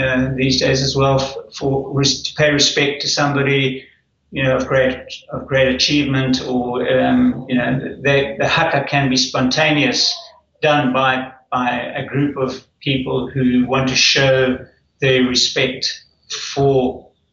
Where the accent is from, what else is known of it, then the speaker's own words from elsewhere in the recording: Zimbabwe; moved away as an adult; also born or lived in South Africa; now in Auckland, New Zealand; I was born when it was Rhodesia, and I grew up there.